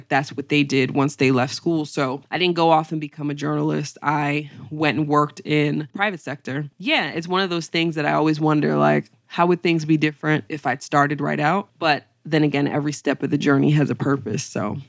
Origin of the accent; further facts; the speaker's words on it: Syracuse, New York, United States; Big shout out to Syracuse 315. I would say Syracuse was everything. That was really my foundation.